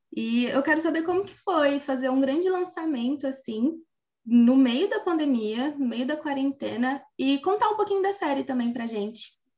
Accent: Brazil; nós como cidadão, como brasileiro

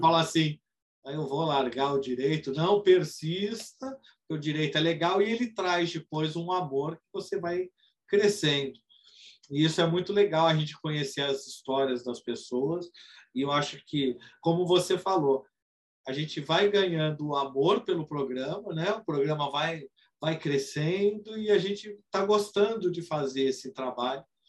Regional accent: Brazil; a gente é brasileiro

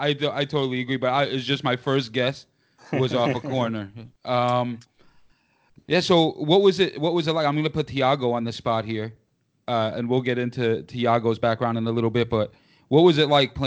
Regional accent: United States; I mean, that's impressive. I can't even do that, and I'm American.

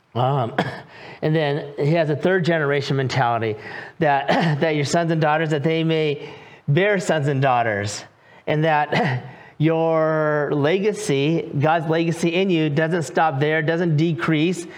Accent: California, United States; moved away as an adult; also born or lived in North Carolina; now in Raleigh, North Carolina, United States; I am from California. I lived there for 43 years

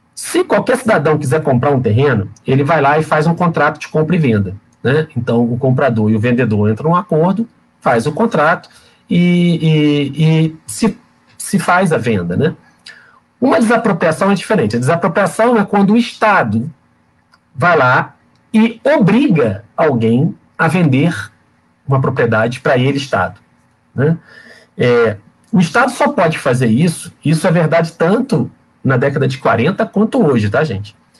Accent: Volta Redonda, Rio de Janeiro, Brazil; que é nascida e criada em Volta Redonda, como eu

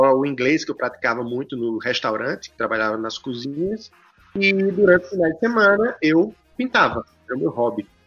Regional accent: Currais Novos, Rio Grande do Norte, Brazil; now in Brasília, Brazil; Eu saí de Corrais Novos e fui para Brasília. Nos conhecemos em Brasília e você voltou para o Rio Grande do Norte, eu continuei.

